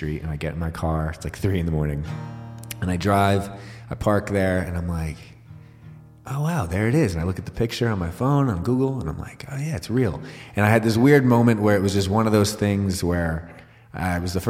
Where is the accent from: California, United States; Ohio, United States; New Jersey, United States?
New Jersey, United States; also born or lived in Asbury Park, New Jersey; I actually grew up in North Jersey, which is more the woods